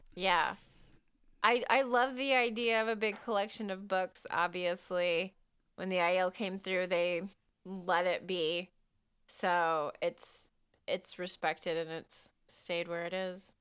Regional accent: United States; I'm an American

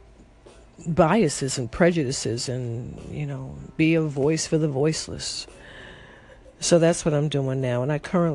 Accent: Chicago, Illinois, United States; I am from Chicago, Illinois

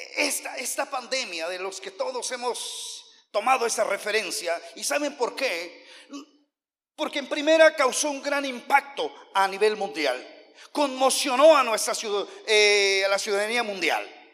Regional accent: Oaxaca, Mexico; also born or lived in United States; yo soy de Oaxaca

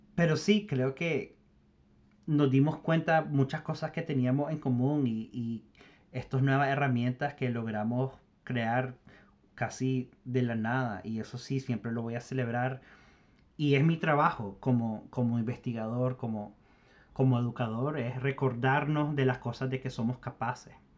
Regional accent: Nicaragua; nuestra propia historia como nicaragüense

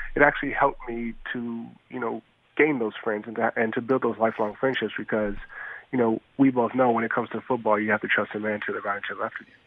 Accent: Los Angeles, California, United States; also born or lived in Beverly Hills; growing up in South Central, you know, you didn't know what you didn't have until you saw people that had it.

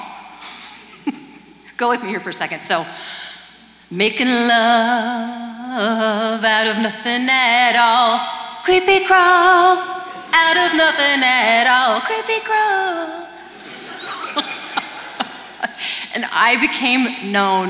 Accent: Kansas, United States; also born or lived in California; now in Nashville, United States; I grew up in Kansas listening to Motown

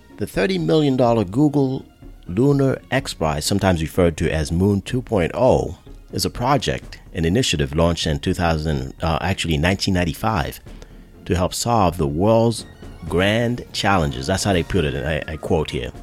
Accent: Northeast, United States; now in mid-Atlantic, United States; I'm originally from the Northeast

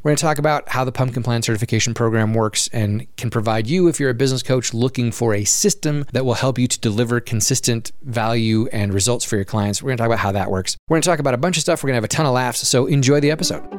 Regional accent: Oregon and Alaska, the West, United States; I grew up in the West, right? I grew up in, in Oregon and Alaska

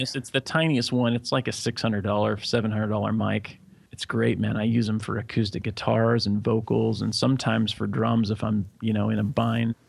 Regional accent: Corvallis, Oregon, United States; moved away as an adult; also born or lived in Los Angeles; now in Jakarta, Indonesia; I was born in Corvallis, Oregon.

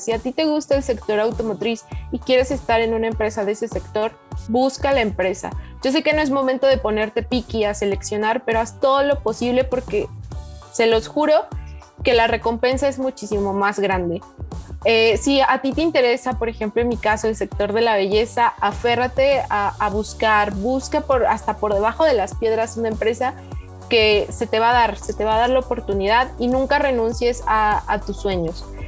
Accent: Oaxaca, Mexico; moved away as an adult; now in Puebla, Mexico; Soy de Oaxaca, pero estoy estudiando en Tecmilenio Campus Puebla

